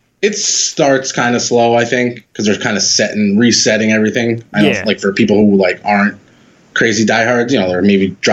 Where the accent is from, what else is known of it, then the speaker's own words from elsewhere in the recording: Pearl River, New York, United States; also born or lived in Hoboken, New Jersey; Pearl River, New York. Just probably 30 minutes north of New York City.